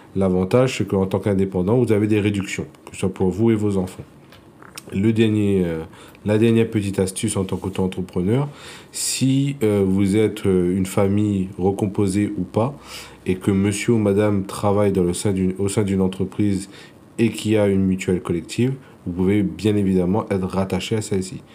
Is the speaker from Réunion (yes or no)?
yes; Réunion; je suis originaire euh, de l'île de la Réunion